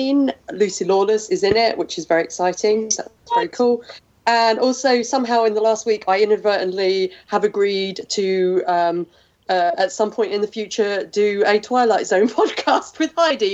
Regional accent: England, United Kingdom; I'm English

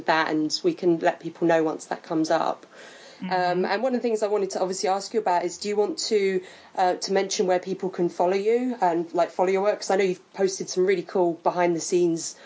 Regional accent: United Kingdom; I'm British

